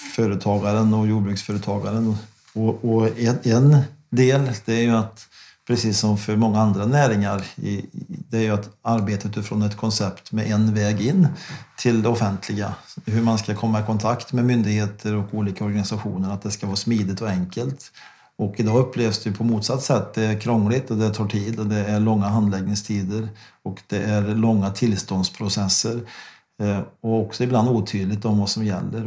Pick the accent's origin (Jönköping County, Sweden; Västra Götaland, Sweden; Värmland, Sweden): Värmland, Sweden; hemma, hemma i Värmland